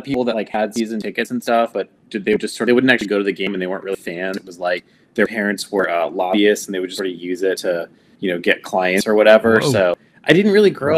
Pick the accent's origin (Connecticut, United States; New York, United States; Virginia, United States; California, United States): Virginia, United States; Northern; I grew up in Northern Virginia